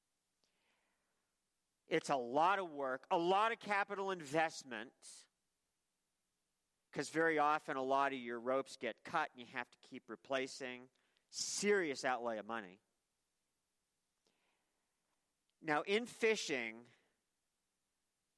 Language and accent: English; Maine, United States; I worked with a lobster fisherman for years when I was young growing up in Maine